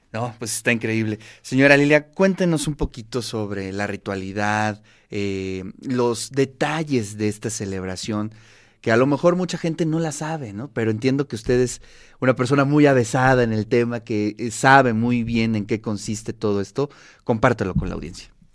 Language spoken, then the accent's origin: Spanish; Puebla, Mexico; Yo soy poblano, mis padres son de Oaxaca